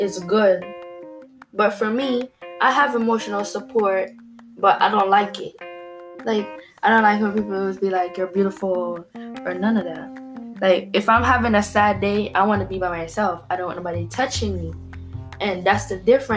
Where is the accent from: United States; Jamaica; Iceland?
Jamaica; moved away; half of my life I grew up in Jamaica where none of that stuff was being said